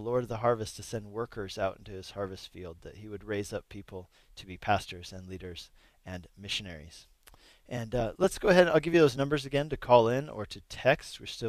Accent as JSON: {"language": "English", "region": "Colorado", "country": "United States", "tie": "born or raised there", "also_born_or_lived": "Eger, Hungary", "moved": "as an adult", "said": "I grew up in Colorado, became a Christian in Colorado, and then when I was 18 years old, I moved to Hungary as a missionary"}